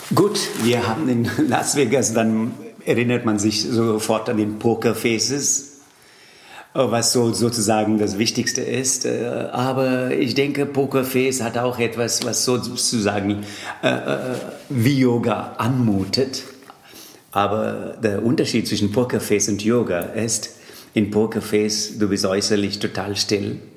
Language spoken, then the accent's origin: German; Tamil Nadu, India; first language Tamil; German is a second language; now in Germany; Allerdings komme ich aus äh, Tamil Nadu.